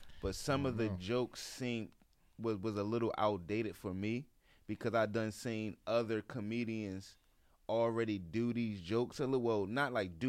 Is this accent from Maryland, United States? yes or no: yes; Baltimore, Maryland, United States; I'm from Baltimore.